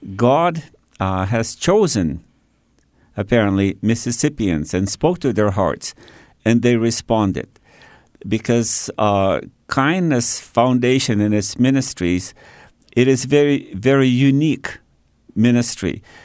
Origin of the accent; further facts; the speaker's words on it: China; also born or lived in Australia; now in Canada; I was born and raised in Red China